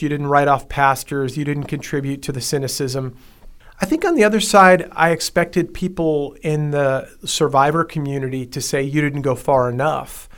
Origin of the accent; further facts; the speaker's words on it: Long Island, New York, United States; I grew up on Long Island, New York